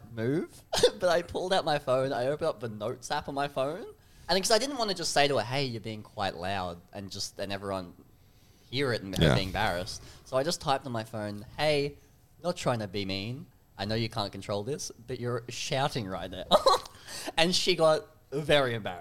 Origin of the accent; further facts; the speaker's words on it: Newcastle, New South Wales, Australia; I'm from Newcastle